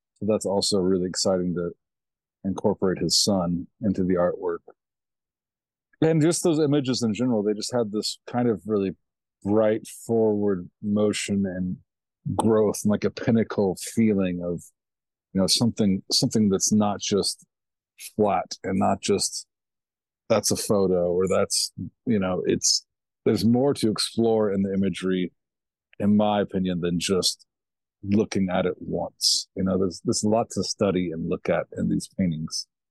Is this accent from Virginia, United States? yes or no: no; Kentucky, United States; where I was raised was a little town, Kentucky